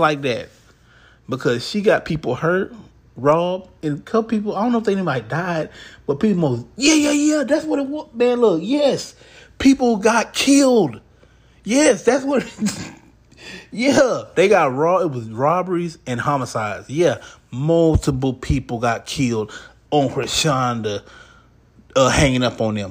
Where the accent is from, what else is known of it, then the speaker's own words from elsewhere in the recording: Houston, Texas, United States; I'm from Houston. I live in Houston